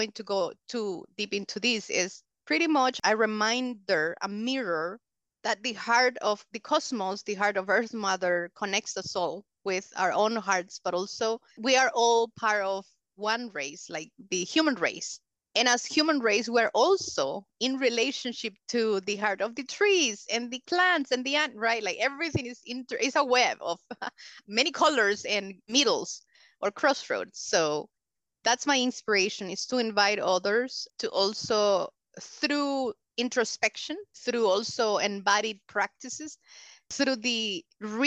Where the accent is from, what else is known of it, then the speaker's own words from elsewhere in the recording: El Salvador; English is a second language; also born or lived in Honduras / Michigan; So I was born in the other side of the mountains side. But I was raised here in El Salvador